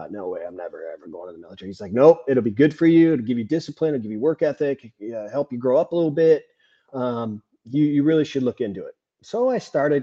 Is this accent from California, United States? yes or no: yes; California, United States; I'm from California